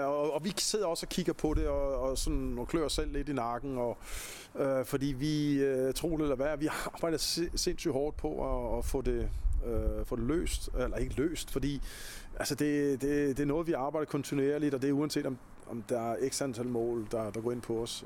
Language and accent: Danish; Copenhagen, Capital Region of Denmark, Denmark; jeg er københavner, og jeg voksede op med punken